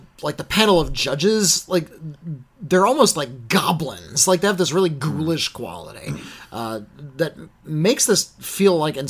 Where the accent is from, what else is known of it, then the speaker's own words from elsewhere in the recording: United States; I'm an American.